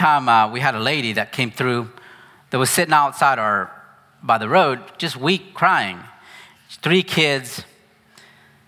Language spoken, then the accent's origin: English; United States; moved away as an adult; I'm very American, actually.